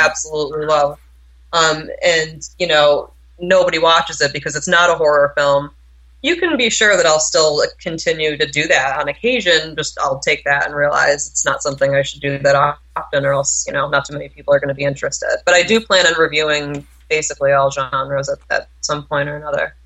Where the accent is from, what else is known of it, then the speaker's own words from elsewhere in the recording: New York, United States; also born or lived in Vilnius, Lithuania (ancestry); now in Massachusetts, United States; I was born and raised in New York, and then I've been living in Massachusetts for the past ten years